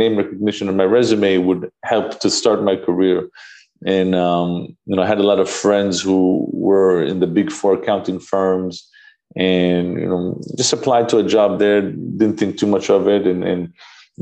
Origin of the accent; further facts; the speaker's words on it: Jerusalem, Jerusalem District, Israel; moved away as an adult; now in New York, United States; I'm originally from Jerusalem, from Israel. Was born and raised there